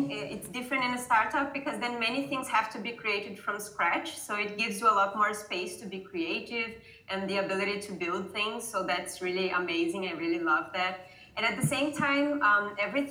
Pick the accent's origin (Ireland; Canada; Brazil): Brazil; moved away as an adult; also born or lived in Mumbai, India; now in Berlin, Germany; I worked for a few companies there in my hometown in Brazil